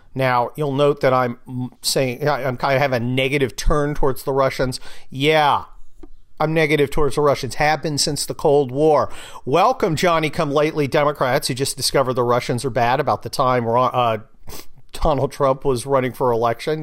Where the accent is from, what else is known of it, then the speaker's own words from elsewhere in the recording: California, United States; I'm from California